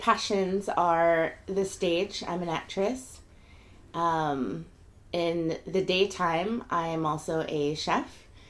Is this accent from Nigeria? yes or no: no; Germany; moved away as an adult; now in United States; I was raised in Europe, Germany specifically